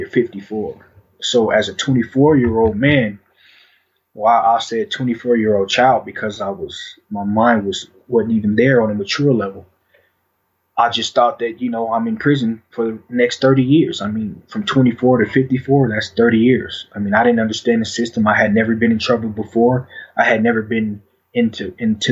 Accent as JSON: {"language": "English", "town": "Denver", "region": "Colorado", "country": "United States", "tie": "born or raised there", "said": "I was born and raised in Denver, Colorado, in a Five Point."}